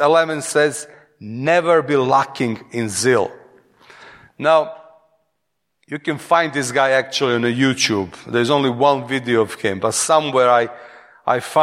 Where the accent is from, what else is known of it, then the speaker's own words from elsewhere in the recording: Serbia; accent: Eastern European; English is a second language; moved away as an adult; now in England; from Serbia